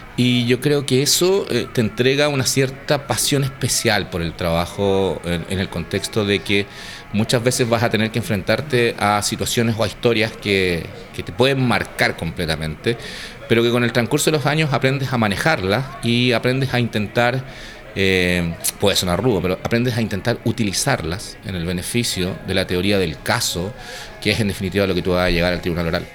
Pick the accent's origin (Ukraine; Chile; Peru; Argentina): Chile; Santiago, Santiago Metropolitan Region; yo estudiaba en el Nacional